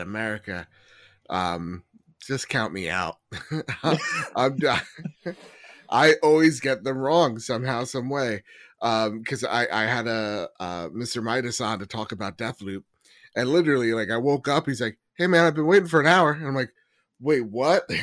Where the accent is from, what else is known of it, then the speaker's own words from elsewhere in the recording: United States; the fifteen plus years as an American